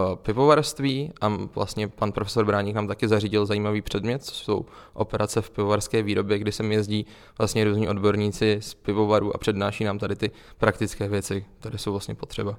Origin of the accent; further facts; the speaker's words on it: Plzeň, Plzeň Region, Czechia; Já vlastně pocházím z Plzně